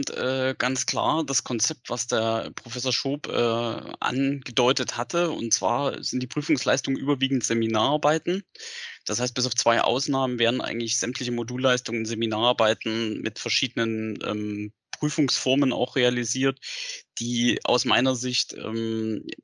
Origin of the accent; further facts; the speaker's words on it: Saxony, Germany; born there; also born or lived in Bavaria; Ich bin gebürtiger Sachse. Man hört es nicht mehr. Ich habe äh, zehn Jahre auch woanders gelebt, also insgesamt zwölf Jahre auch in Bayern.